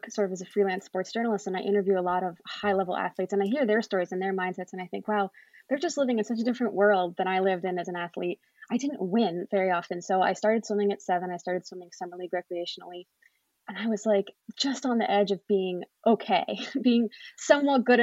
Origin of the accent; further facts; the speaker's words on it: Cary, North Carolina, United States; moved away as an adult; I am originally from Cary, North Carolina, right outside the Raleigh-Durham area, and grew up swimming